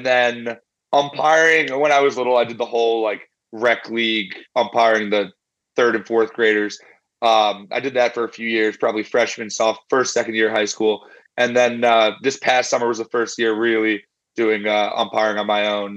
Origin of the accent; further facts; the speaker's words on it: Chicago, Illinois, United States; most of my life I grew up here in Chicago